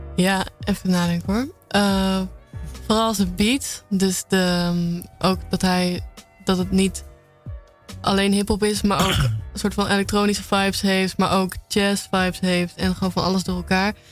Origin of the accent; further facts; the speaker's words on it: Apeldoorn, Gelderland, Netherlands; now in Amsterdam, Netherlands; officieel kom ik uit Apeldoorn